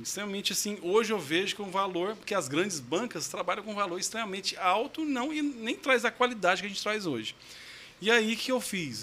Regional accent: São Luís de Montes Belos, Goiás, Brazil; accent: Goiano (porta, porteiro, portão); Eu sou goiano raiz mesmo, sou de São Luís de Montes Belos

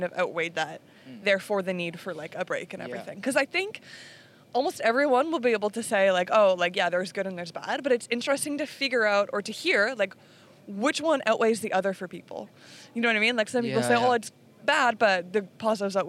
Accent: Canada; I am from Canada.

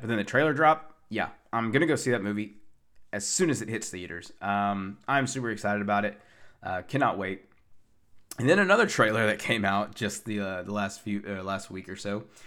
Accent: Tennessee, United States; from my hotel from my hometown, Tennessee

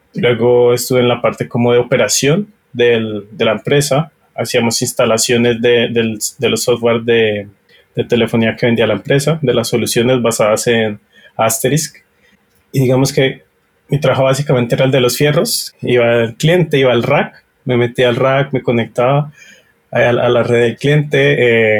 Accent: Colombia; soy colombiano

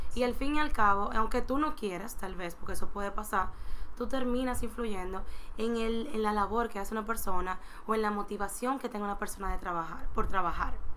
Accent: Dominican Republic; como sociedad dominicana nosotros

